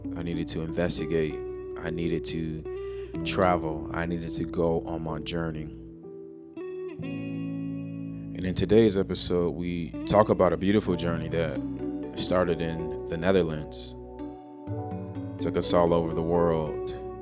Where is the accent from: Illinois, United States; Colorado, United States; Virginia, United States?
Illinois, United States; Chicago; now in Tempe, United States; growing up in Chicago